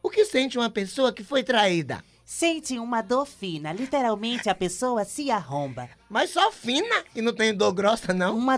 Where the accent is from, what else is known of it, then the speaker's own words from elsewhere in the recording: São Bento do Una, Pernambuco, Brazil; lá, lá, lá, na minha terra, em São Bento do Una, não existe esse negócio de, de, de, de, de, de Gaia